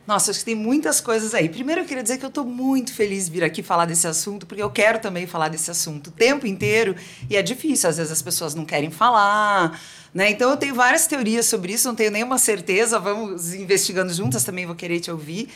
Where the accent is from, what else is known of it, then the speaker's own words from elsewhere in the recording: South Region, Brazil; eu nasci no sul do Brasil, numa comunidade bem conservadora